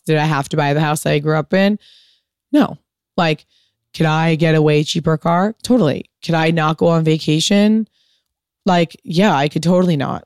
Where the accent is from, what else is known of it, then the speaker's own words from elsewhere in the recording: United States; a fucking product of, of being American